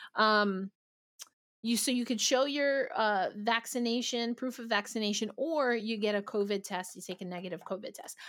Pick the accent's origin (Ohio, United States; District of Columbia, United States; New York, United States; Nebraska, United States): New York, United States; New York City; I'm a New Yorker